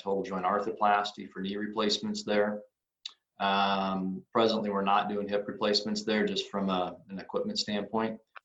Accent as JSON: {"language": "English", "town": "Grand Island", "region": "Nebraska", "country": "United States", "tie": "born or raised there", "also_born_or_lived": "Lincoln, Nebraska / Rochester, Minnesota", "said": "I'm originally from Grand Island, Nebraska. I grew up here, returned back to Grand Island about 18 years ago."}